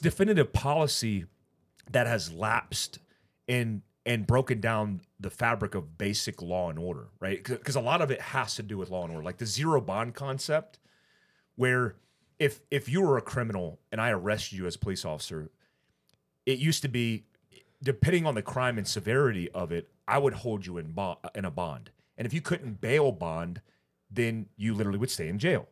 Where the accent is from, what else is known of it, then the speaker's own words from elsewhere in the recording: California, United States; I was born in California